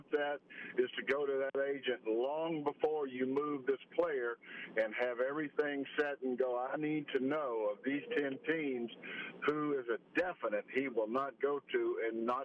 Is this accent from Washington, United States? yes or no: no; Fairhope, Alabama, United States; growing up in Fairhope